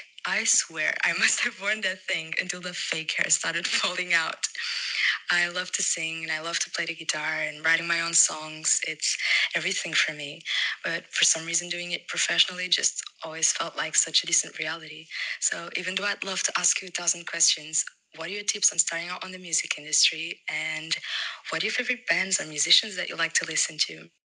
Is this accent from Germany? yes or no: no; Portugal; I'm from Portugal